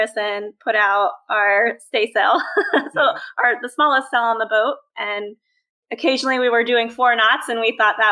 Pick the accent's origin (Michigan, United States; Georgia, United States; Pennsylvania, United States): Pennsylvania, United States; moved away as an adult; also born or lived in Missouri / Florida; now in Merritt Island, United States; I'm originally from Pennsylvania